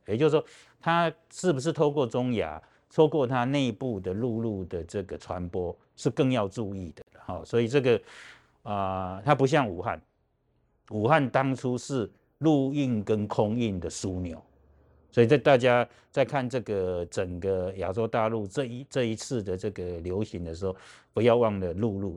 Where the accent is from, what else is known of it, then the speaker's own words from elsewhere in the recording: Taiwan; 我们台湾人有别人没有的人际网络可以了解，所以你我们台湾人有很多的大陆的配偶